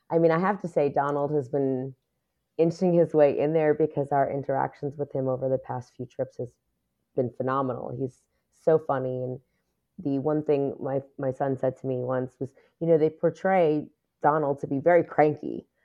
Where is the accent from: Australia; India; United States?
United States; New York City, New York; I was born and raised in New York City. I lived in Queens for m, pretty much all of my life